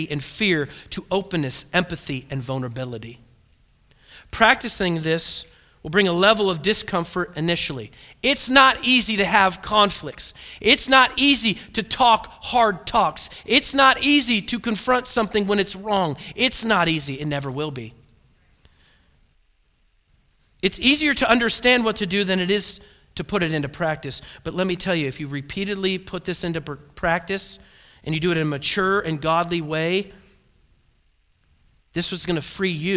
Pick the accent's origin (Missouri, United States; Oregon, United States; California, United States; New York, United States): Oregon, United States; I was born and raised in Oregon